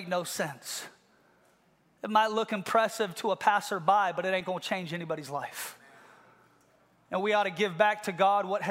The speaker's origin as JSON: {"language": "English", "town": "Seattle", "region": "Washington", "country": "United States", "tie": "born or raised there", "said": "I grew up in Ballard"}